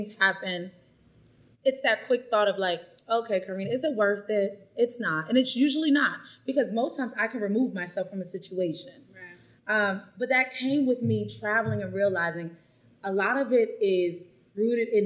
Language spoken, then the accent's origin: English; United States; moved away as an adult; also born or lived in China / Vietnam; now in Mexico; I'm American.